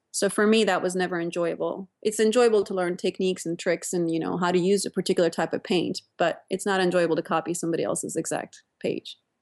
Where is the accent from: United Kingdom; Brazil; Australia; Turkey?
Turkey; moved away as an adult; also born or lived in Pittsburgh, United States / New York, United States; now in Menlo Park, United States; I grew up in Turkey